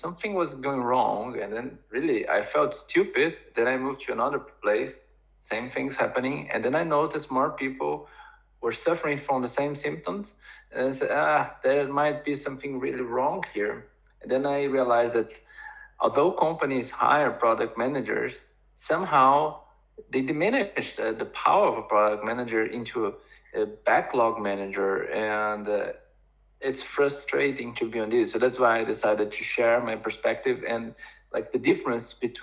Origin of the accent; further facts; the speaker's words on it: Brazil; now in Germany; I am from Brazil originally.